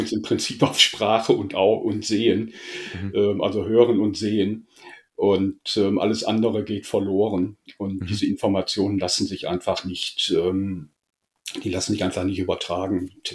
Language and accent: German; Essen, North Rhine-Westphalia, Germany; geboren in Essen, mhm. soll ich sagen, klassisch Ruhrpott